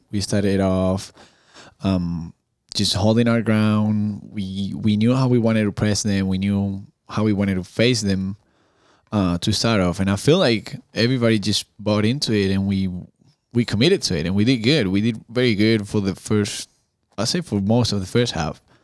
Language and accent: English; outside Madrid, Community of Madrid, Spain; English is a second language; moved away as an adult; also born or lived in North Carolina / Florida; now in Chattanooga, United States; I grew up at a, in a small I'm not gonna say villages, 'cause she's actually not a village. She's like a small city, um, outside of Madrid